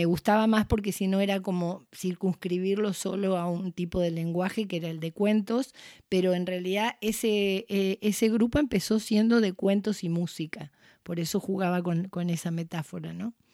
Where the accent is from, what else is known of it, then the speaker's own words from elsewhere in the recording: Argentina; en ese pueblo de italianos donde yo crecí, no en Italia, sino pueblos de inmigrantes italianos